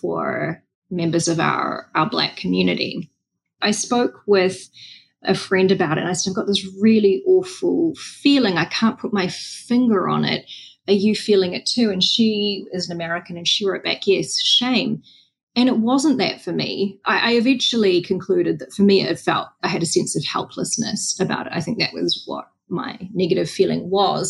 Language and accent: English; Wellington, New Zealand; moved away; I was on the streets of Wellington, which is not our biggest city, but it's our capital city. It's my hometown